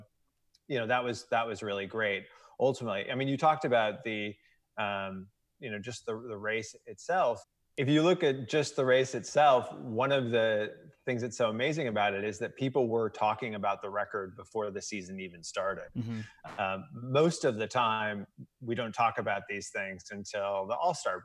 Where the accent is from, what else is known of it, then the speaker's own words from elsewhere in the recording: outside of St. Louis, Missouri, United States; I grew up outside of St. Louis